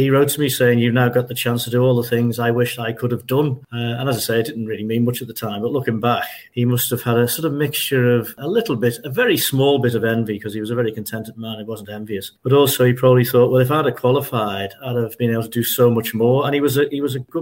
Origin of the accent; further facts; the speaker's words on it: Liverpool, North West England, United Kingdom; also born or lived in London; we were born in St. Matthew's Parish on Queen's Drive, Club Moor. After a few years, we moved to St. Paul's in West Derby.